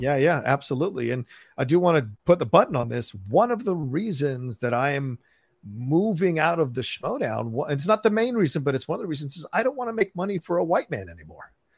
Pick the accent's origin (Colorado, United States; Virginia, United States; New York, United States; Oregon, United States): Virginia, United States; also born or lived in Falls Church, Virginia / Dale City, Virginia; growing up in Virginia